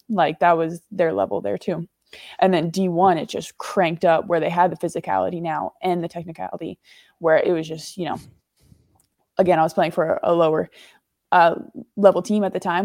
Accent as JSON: {"language": "English", "country": "United States", "moved": "as an adult", "lives_now": "England, United Kingdom", "said": "I'm American"}